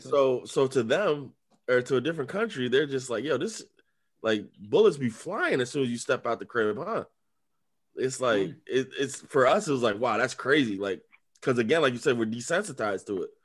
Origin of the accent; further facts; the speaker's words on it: United States; we're from America